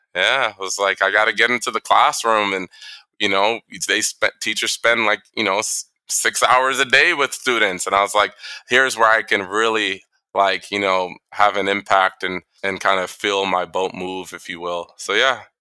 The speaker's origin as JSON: {"language": "English", "town": "Toronto", "region": "Ontario", "country": "Canada", "tie": "born or raised there", "also_born_or_lived": "New York / Boston", "moved": "yes", "lives_now": "Saudi Arabia", "said": "I grew up in Toronto."}